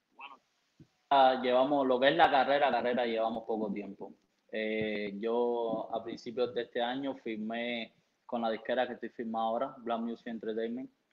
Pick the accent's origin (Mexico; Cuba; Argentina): Cuba; now in United States; en Cuba, sabe De donde yo, de donde yo provengo, mi país natal, eh, es, difícil, no es como aquí que hay un poco más de posibilidades